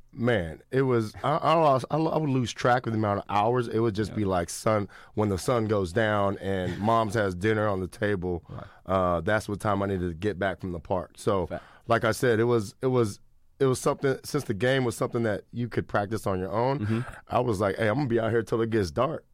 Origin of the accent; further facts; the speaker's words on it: Sacramento, California, United States; growing up in Sacramento